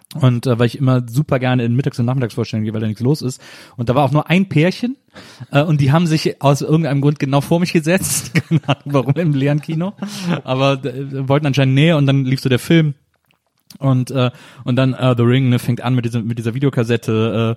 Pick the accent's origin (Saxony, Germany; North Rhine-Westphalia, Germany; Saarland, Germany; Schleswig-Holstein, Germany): North Rhine-Westphalia, Germany; Wesseling; also born or lived in Bonn; now in Berlin, Germany; Ich komme ja aus Wesseling zwischen Köln und Bonn